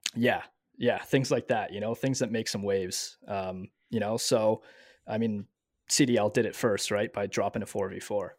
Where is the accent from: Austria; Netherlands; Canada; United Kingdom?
Canada; Montreal, Quebec; moved away as an adult; also born or lived in Ontario; I'm originally from Montreal, but I moved out into Ontario.